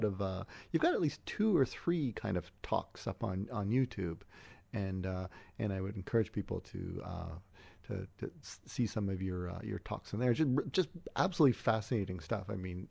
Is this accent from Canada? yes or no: yes; Canada; And as a Canadian, we're actually blacked out from being able to go through like the Daily Show archive.